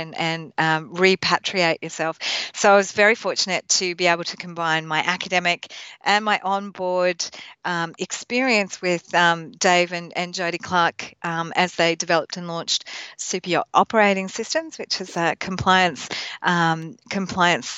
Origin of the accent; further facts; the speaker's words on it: Tasmania, Australia; moved away as an adult; I grew up in Tasmania